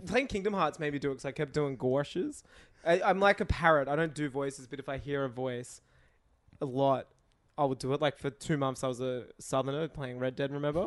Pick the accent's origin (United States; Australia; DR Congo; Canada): Australia; accent: Australian; "Oh, you're, uh, you're Australian?" 'Cause of my accent. I was like, "Yeah."